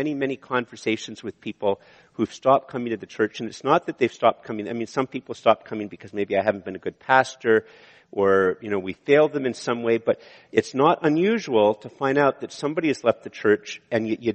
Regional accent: Canada; I'm a Canadian

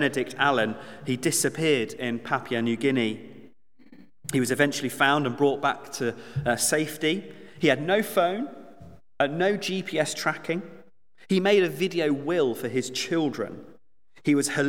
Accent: Suffolk, East of England, United Kingdom; moved away; I grew up on Christmas Lane, believe it or not. My parents still live there in Suffolk

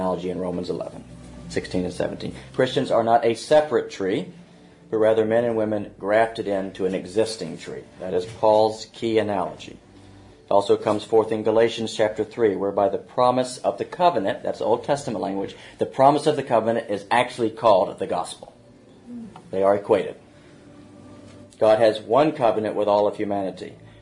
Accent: the American South, United States; I'm from the American South

